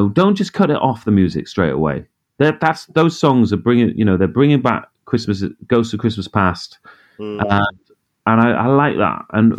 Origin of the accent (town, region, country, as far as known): Middlesbrough, North East England, United Kingdom; moved away